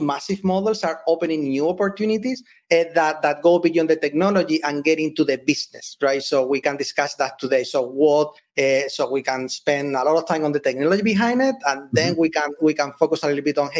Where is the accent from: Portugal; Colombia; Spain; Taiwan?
Spain; moved away as an adult; now in United States; I'm originally from Spain. When I moved here to the US